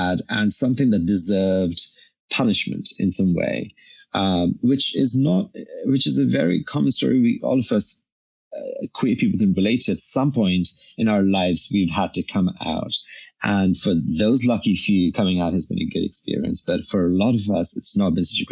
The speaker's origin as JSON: {"language": "English", "country": "India", "tie": "born or raised there", "moved": "yes", "lives_now": "San Francisco, United States", "said": "I'm a brown person and I'm ethnically Indian. And when I lived in India, I was a really chubby big kid"}